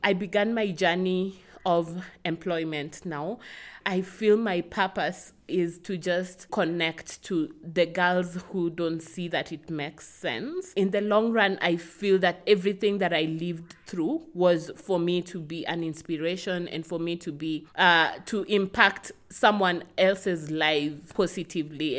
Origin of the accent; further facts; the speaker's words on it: Kisumu, Kisumu County, Kenya; I'm from Kisumu, uh, from the Luo tribe. I grew up here in Kisumu.